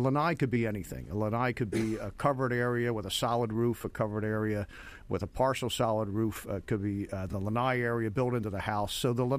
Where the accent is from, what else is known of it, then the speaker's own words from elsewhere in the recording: Northeast, United States; now in Florida, United States; I'm from the Northeast, and these things did not exist up there.